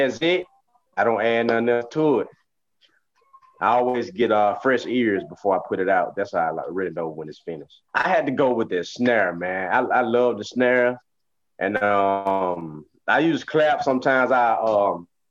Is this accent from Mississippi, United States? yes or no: yes; Indianola, Mississippi, United States; I'm from Indianola, Mississippi.